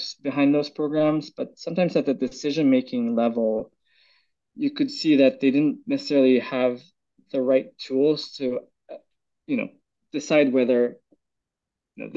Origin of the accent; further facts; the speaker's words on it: Philippines; also born or lived in Bay Area, California; now in United States; I was born and raised in the Philippines